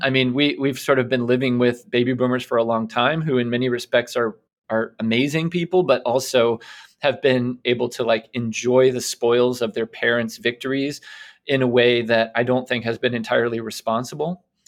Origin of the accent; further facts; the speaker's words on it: United States; also born or lived in England; as an American